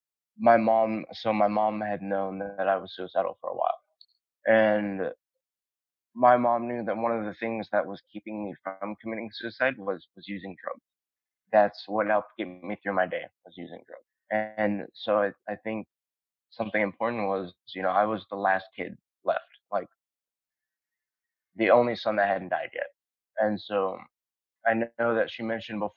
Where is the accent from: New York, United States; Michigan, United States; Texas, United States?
Texas, United States; Fort Worth; moved away as an adult; also born or lived in North Richland Hills, Texas; now in Orange County, United States; I was in North Texas. I was in Tarrant County, and a lot of my time I spent in Fort Worth, and part of the time was also North Richland Hills. But the majority of time was Fort Worth